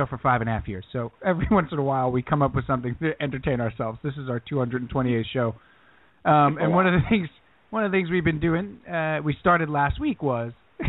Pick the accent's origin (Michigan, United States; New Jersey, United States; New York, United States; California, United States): New York, United States; Long Island; I grew up on Long Island